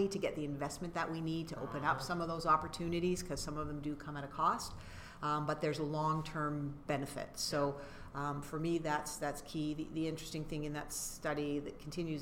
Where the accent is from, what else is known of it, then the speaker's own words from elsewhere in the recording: Canada; we're Canadian